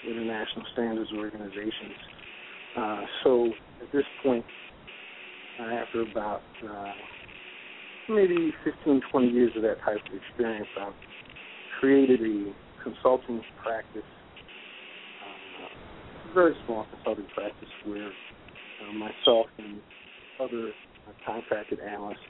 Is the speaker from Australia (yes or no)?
no; Westerly, Rhode Island, United States; I'm from Westerly, born and bred